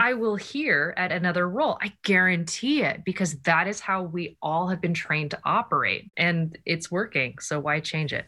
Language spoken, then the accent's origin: English; Japan; moved away; I grew up in Japan